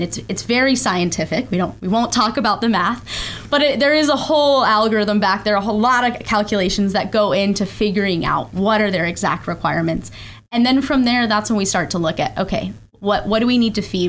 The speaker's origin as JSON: {"language": "English", "region": "Colorado", "country": "United States", "tie": "born or raised there", "also_born_or_lived": "Georgia / Texas", "moved": "as an adult", "lives_now": "Ocala, United States", "said": "I grew up in Colorado"}